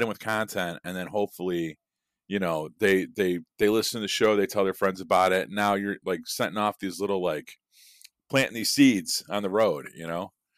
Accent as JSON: {"language": "English", "town": "Chicago", "region": "Illinois", "country": "United States", "tie": "born or raised there", "said": "growing up in Chicago"}